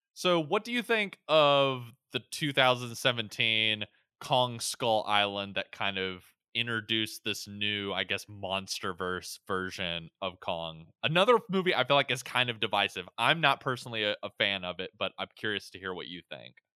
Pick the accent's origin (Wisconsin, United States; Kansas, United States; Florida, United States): Florida, United States; Pensacola; moved away; I was born in Pensacola, Florida